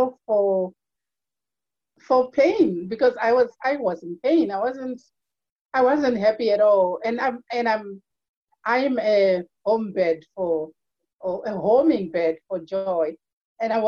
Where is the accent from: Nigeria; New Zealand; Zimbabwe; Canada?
Zimbabwe; moved away as an adult; now in Ireland; I'm originally from Zimbabwe, born and raised.